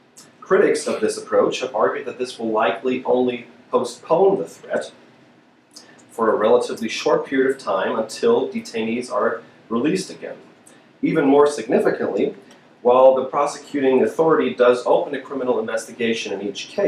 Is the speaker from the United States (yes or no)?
no; Hamburg, Germany; moved away; my hometown of Hamburg